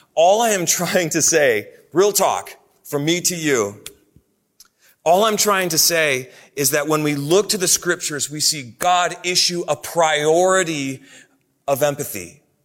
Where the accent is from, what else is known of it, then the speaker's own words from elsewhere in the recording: Oshkosh, Wisconsin, United States; moved away; when I was a kid growing up in the Midwest. I, I lived in the city of Oshkosh, Wisconsin.